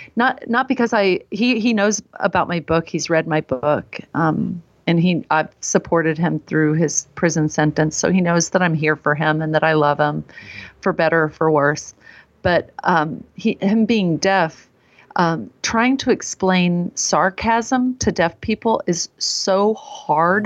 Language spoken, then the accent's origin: English; Texas, United States; moved away; I was raised in Texas